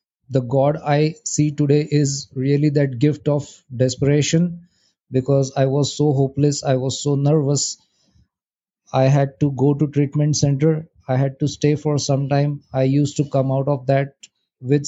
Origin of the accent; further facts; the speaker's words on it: India; I'm from India.